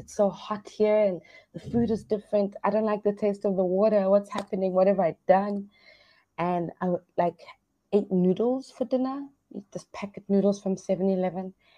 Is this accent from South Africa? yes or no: yes; South Africa; now in Hoi An, Vietnam; I'm from South Africa